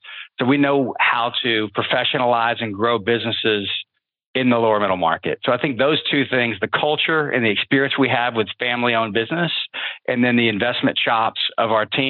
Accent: Midwest, United States; Yeah, so we're from the Midwest.

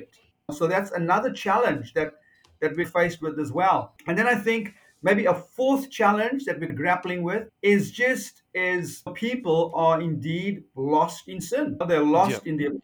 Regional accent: South Africa; moved away as an adult; also born or lived in New Zealand / Avondale, Australia; now in Australia; Originally, I'm from South Africa. Yes. Born and raised in South Africa.

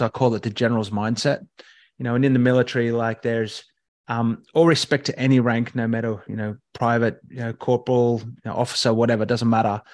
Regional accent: Katoomba, New South Wales, Australia; growing up in Katoomba

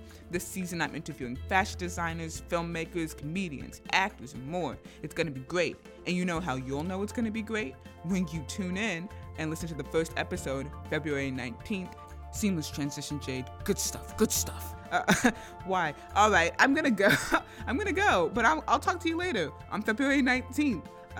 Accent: Tampa, Florida, United States; my hometown, Tampa Bay.

